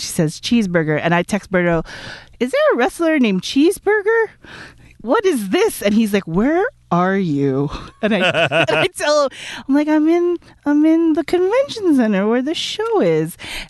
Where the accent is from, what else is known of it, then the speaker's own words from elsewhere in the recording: Philippines; But my head went to … because I'm Filipino and I thought karaoke